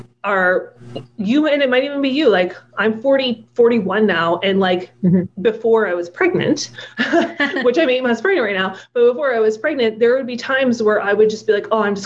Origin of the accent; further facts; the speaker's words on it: Ottawa, Ontario, Canada; moved away as an adult; also born or lived in Alberta; now in Toronto, Canada; where we grew up in Ottawa